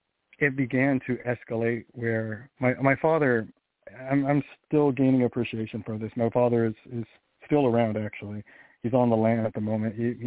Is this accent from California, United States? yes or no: yes; Sacramento, California, United States; now in Missouri, United States; I grew up in Sacramento, California.